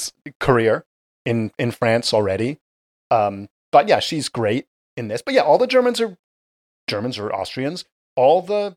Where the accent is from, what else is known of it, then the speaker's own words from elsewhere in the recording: England, United Kingdom; I was born in England, yes.